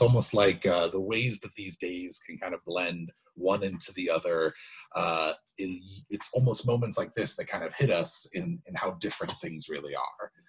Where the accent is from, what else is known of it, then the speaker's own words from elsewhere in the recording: United States; being an American